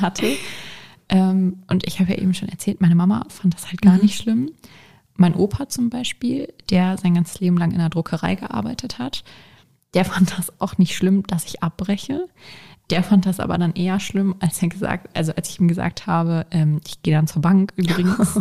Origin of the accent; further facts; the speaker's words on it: Hanover, Lower Saxony, Germany; bin 22 Jahre alt und komme aus Hannover